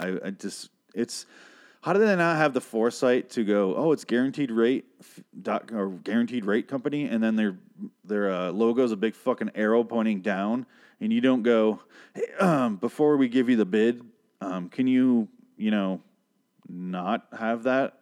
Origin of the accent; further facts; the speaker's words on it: between Grand Rapids and Lansing, Michigan, United States; I grew up between those two cities